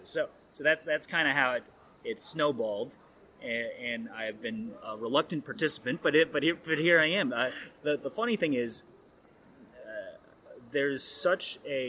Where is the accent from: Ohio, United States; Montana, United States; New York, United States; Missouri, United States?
Ohio, United States; I grew up in Ohio, basically on a farm